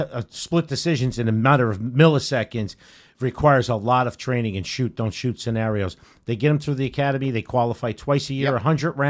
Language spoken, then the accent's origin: English; New Jersey, United States; from New Jersey, but I know we need you.